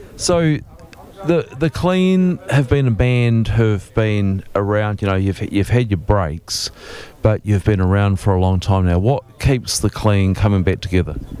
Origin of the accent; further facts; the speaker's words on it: Dunedin, Otago, New Zealand; I grew up in Dunedin, and but I was over the hill in Green Island